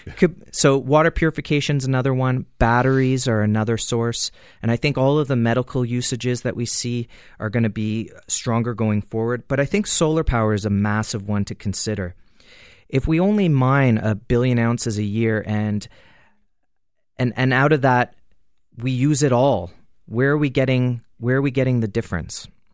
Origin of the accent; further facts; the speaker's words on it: Canada; as a Canadian